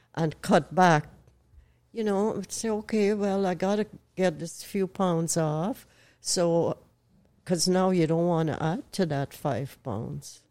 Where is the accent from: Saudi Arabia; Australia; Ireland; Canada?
Canada; also born or lived in Owen Sound, Ontario / United States; I'm Canadian